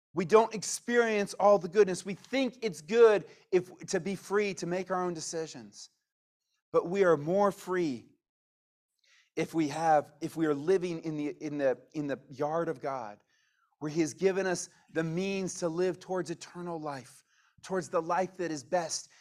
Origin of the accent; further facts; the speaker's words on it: United States; we are Americans